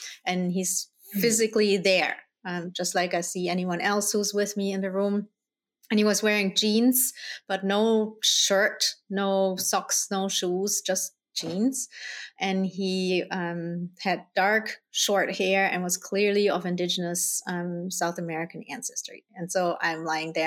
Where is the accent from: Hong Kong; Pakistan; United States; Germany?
Germany; also born or lived in Colombia; I was born in Colombia. I was adopted by my parents, who are Dutch, and then I grew up in Germany